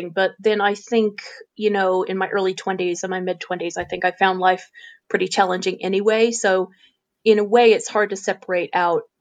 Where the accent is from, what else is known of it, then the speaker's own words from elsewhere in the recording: Illinois, United States; now in United Kingdom; I'm from Illinois, which is in the mm-hmm. American Midwest. So I'm from the middle and people often refer to it as flyover country. I come from a I come from a very rural part of the Midwest where there is, are hundreds of miles of cornfields